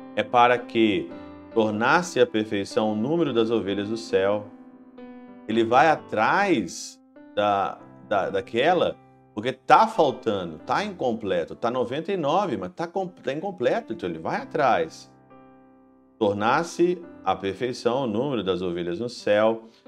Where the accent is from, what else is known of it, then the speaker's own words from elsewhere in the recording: Ouro Branco, Minas Gerais, Brazil; moved away; Na minha terra natal, em Ouro Branco, Minas Gerais, no Brasil